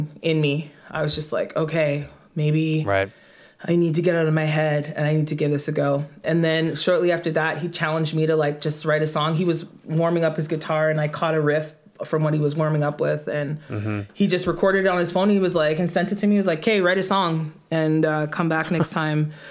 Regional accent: Irma, Alberta, Canada; also born or lived in Edmonton; My hometown is Irma, Alberta

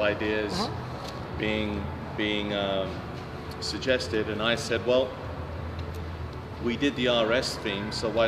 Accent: London, United Kingdom; moved away; I grew up in London

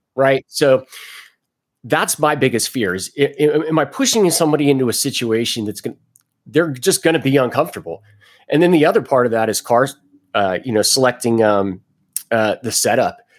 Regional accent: Cincinnati, Ohio, United States; moved away as an adult; also born or lived in Jacksonville, Florida; I was born in Cincinnati, Ohio. Went into the Navy when I was 18 years old

